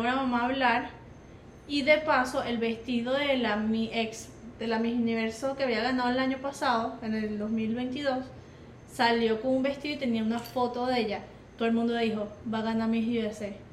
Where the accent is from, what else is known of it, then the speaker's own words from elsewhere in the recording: Venezuela; como venezolano